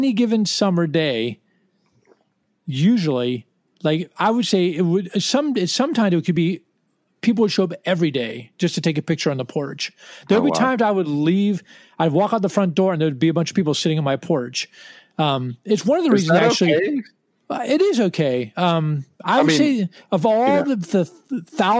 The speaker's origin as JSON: {"language": "English", "town": "Washington", "region": "District of Columbia", "country": "United States", "said": "we're from Washington"}